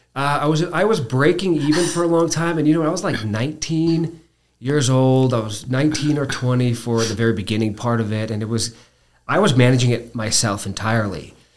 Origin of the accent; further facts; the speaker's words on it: Albuquerque, New Mexico, United States; I was born here in Albuquerque